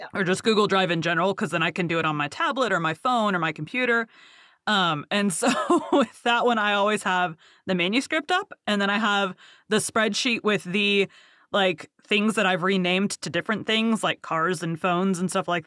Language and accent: English; Texas, United States; accent: Southern; I am from Texas, and I have a terrible Southern accent.